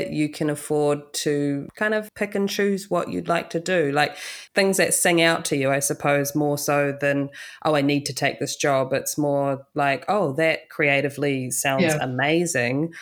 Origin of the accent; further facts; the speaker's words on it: New Zealand; moved away as an adult; now in Los Angeles, United States; I'm from New Zealand